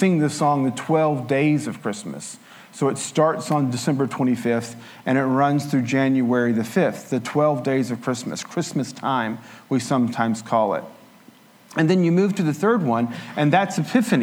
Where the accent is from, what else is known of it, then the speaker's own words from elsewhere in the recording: Appalachian Mountains, United States; I grew up in the Appalachian Mountains in a Pentecostal church